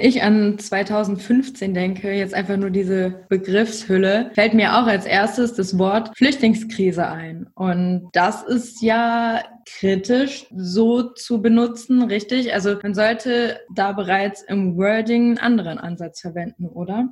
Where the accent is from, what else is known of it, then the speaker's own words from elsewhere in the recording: Northeim, Lower Saxony, Germany; Ich komme ja selber aus Nordheim, das ist in der Nähe von Göttingen